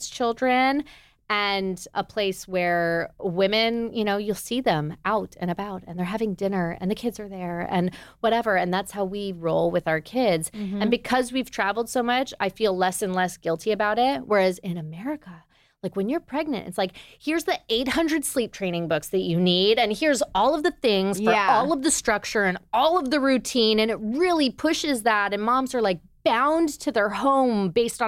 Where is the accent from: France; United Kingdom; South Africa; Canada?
Canada; Toronto, Ontario; moved away as an adult; also born or lived in New York; now in Nashville, United States; I'm from Toronto. As we said, I'm Canadian